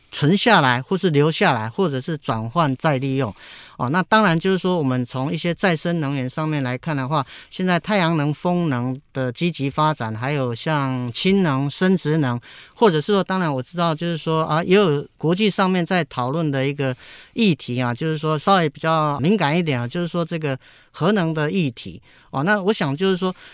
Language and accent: Chinese; Taiwan; 我们台湾人